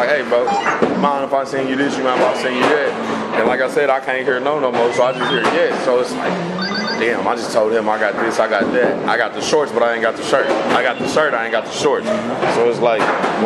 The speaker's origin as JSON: {"language": "English", "town": "Muskogee", "region": "Oklahoma", "country": "United States", "tie": "born or raised there", "said": "growing up in this vicinity"}